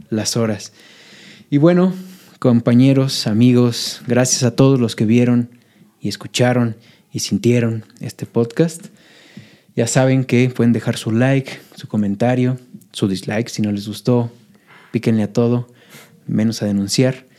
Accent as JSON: {"language": "Spanish", "region": "Michoacán", "country": "Mexico", "moved": "yes", "lives_now": "Puebla, Mexico", "said": "yo soy michoacano y siempre le estoy tirando flores a mi, a mi tierra"}